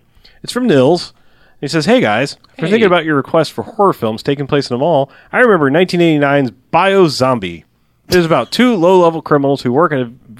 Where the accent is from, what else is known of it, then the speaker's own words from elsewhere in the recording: Dallas, Texas, United States; It's a Transformer. I'm from Dallas.